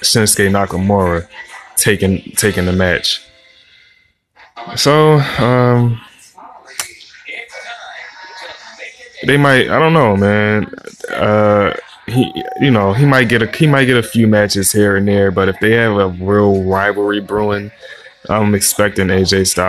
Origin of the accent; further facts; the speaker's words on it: Philadelphia, Pennsylvania, United States; I'm from Philly